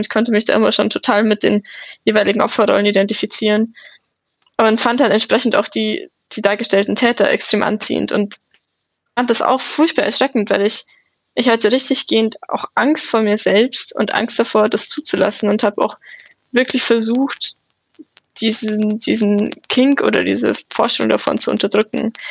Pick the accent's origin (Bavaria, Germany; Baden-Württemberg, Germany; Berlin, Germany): Bavaria, Germany; Munich; ich komme aus München